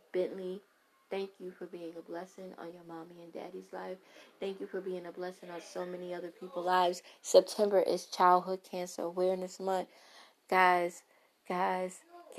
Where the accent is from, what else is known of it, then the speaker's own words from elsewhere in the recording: New York City, New York, United States; accent: Brooklyn; My Brooklyn accent